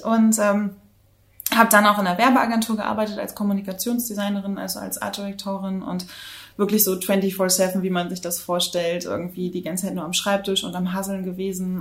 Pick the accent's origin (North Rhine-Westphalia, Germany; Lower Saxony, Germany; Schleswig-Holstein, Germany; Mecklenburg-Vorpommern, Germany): Mecklenburg-Vorpommern, Germany; Rostock; moved away as an adult; also born or lived in New Zealand / Hamburg / Berlin; Ich komme äh, gebürtig aus Rostock an der Ostsee und ich bin auch absolutes äh, Ostseekind.